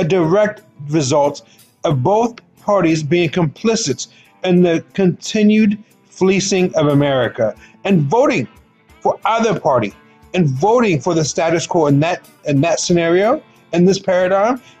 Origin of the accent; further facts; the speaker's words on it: United States; we as American citizens